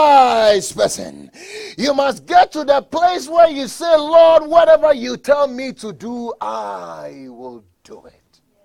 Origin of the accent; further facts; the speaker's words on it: Colorado, United States; I'm from Colorado. I know how to drive a little bit in snow.